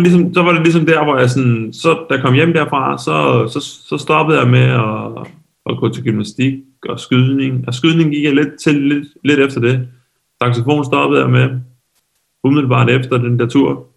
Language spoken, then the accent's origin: Danish; Lolland, Zealand, Denmark; der hvor jeg kommer fra nede på Lolland